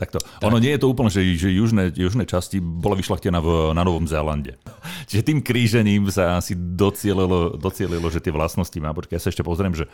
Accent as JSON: {"language": "Slovak", "town": "Nová Baňa", "region": "Banská Bystrica Region", "country": "Slovakia", "tie": "born or raised there", "said": "som pôvodom z Novej Bane, mhm. malebného banského mestečka na strednom Slovensku"}